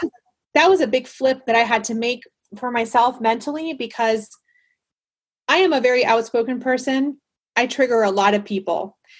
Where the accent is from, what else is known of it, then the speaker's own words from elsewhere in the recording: Panama; moved away; I grew up in Panama